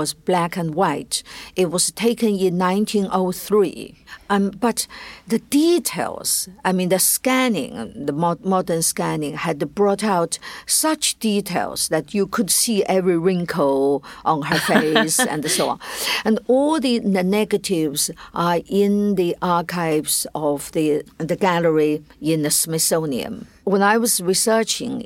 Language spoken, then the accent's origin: English; China; I as growing up in China